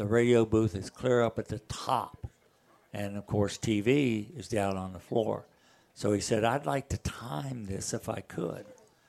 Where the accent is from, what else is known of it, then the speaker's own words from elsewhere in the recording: Morgantown, West Virginia, United States; growing up in Morgantown